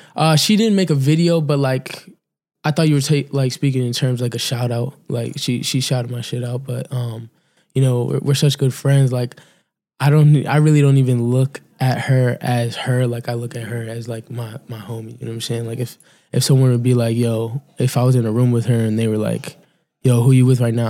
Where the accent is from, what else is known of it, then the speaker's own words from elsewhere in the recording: Cape Cod, Massachusetts, United States; also born or lived in Encino, California; I'm from Cape Cod, Massachusetts